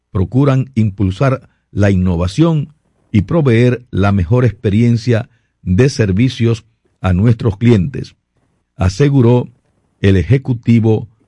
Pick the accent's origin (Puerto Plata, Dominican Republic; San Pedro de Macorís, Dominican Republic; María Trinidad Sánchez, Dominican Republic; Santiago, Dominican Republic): Puerto Plata, Dominican Republic; also born or lived in Gaspar Hernández; now in Santo Domingo, Dominican Republic; yo, yo nací en Gaspar Hernández, en Gaspar oh, Hernández nací. Oh, pero me, me, me, crié, en, me crié en Puerto Plata realmente, sí.